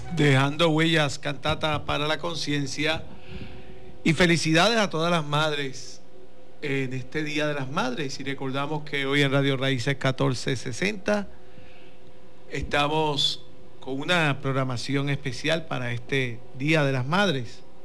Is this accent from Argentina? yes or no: no; Corozal, Puerto Rico; somos de Corozal